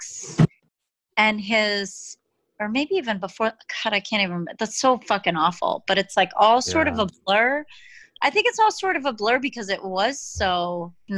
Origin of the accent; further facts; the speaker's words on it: Massachusetts, United States; We're all from Massachusetts.